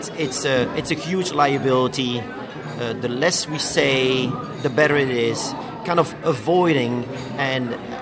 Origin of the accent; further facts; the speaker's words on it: Belgium; moved away as an adult; now in New York, United States; I'm from Belgium. I'm 46. I have three kids, fantastic wife, living in New York for 20 years.